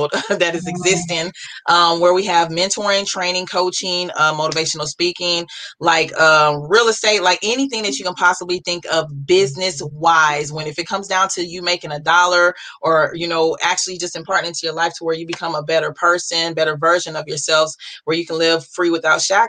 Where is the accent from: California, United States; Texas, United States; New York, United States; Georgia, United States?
Texas, United States; Beaumont; also born or lived in Groves, Texas; I hail from Beaumont, Texas. Actually, I'm living more in the Groves area, but Beaumont is pretty much where I grew up